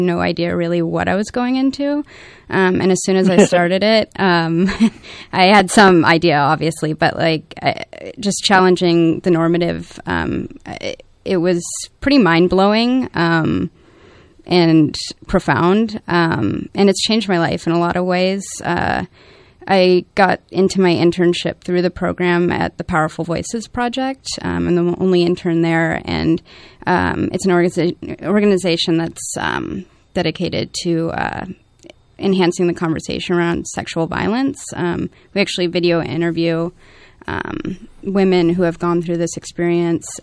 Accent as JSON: {"language": "English", "town": "Santa Rosa", "region": "California", "country": "United States", "tie": "born or raised there", "said": "I grew up here in Santa Rosa"}